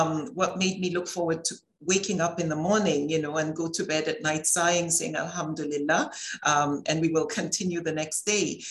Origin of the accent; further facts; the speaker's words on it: Nigeria; I grew up in Nigeria